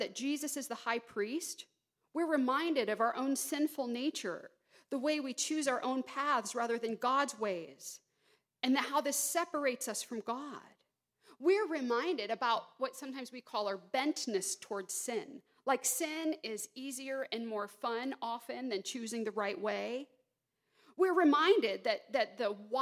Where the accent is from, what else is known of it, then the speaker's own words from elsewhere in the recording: Georgia, United States; moved away; I grew up in Georgia